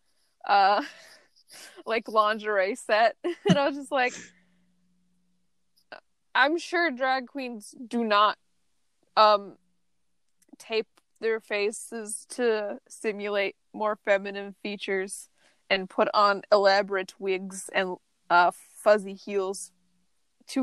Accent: Midwest, United States; I'm coming from the part of the Midwest that is way too wet. I'm from Swampland, Midwest.

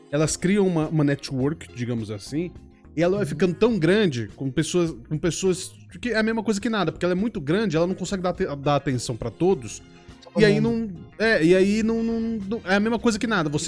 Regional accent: São Paulo, Brazil; Eu sou de interior de São Paulo.

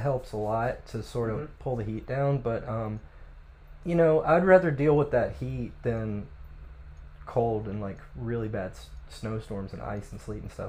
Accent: West Virginia, United States; moved away; Because I'm from West Virginia.

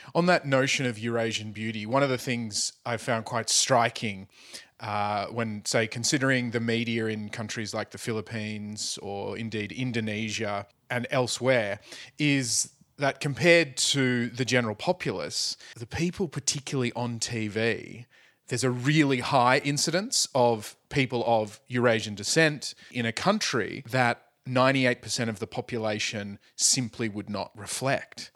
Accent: Sydney, New South Wales, Australia; moved away as an adult; I've moved up and I've moved out from my hometown, Sydney

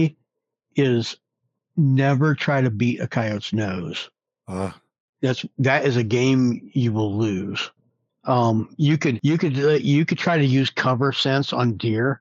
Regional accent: Midwest, United States; now in New Mexico, United States; Growing up in the Midwest

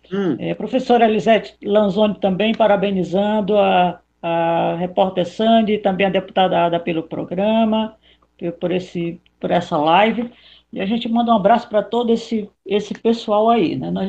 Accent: Northeast Region, Brazil; Eu vim lá do Nordeste, então você sabe como é, né? Mulher da peste, cabra da peste.

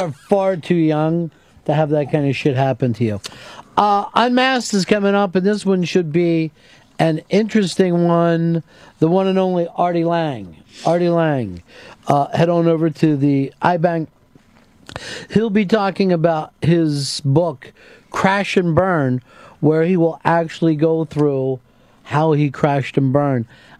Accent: England, United Kingdom; Well, we're English people, so we speak English, so we can say it our own way.

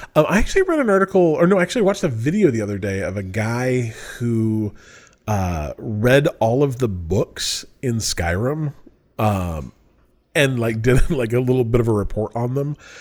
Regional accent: Utah, United States; moved away; I'm from Utah

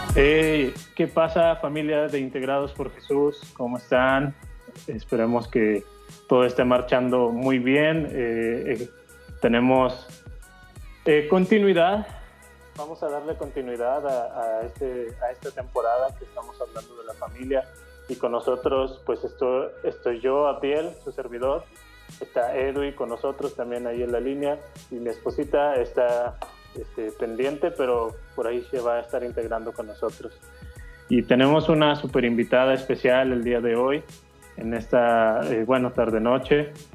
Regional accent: Mexico

